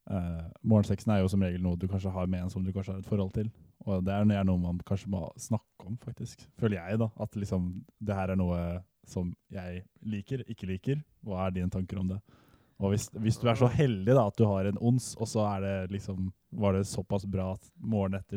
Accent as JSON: {"language": "Norwegian", "region": "Southern Norway", "country": "Norway", "said": "vi er jo søringer"}